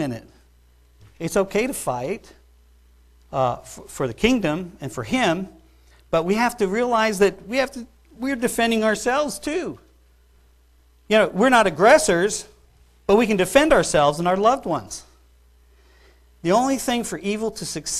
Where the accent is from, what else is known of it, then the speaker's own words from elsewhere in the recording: New York, United States; I grew up in New York